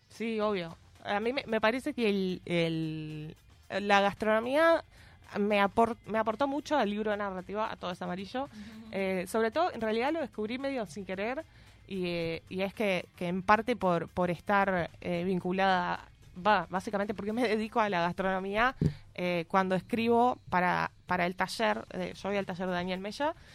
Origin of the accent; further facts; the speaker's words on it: Rosario, Santa Fe, Argentina; moved away as an adult; now in Montevideo, Uruguay; le escribí una canción a mi escuela y secundaria. Ya le decimos escuela, liceo, todo. Eh, Normal 1 de Rosario